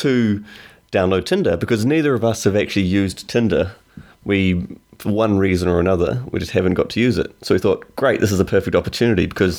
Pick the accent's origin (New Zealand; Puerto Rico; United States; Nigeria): New Zealand; accent: Kiwi; now in London, United Kingdom; my Kiwi accent's a lot stronger. Every time I go back or when I hang out with Kiwis for too long, my accent gets much, much stronger again.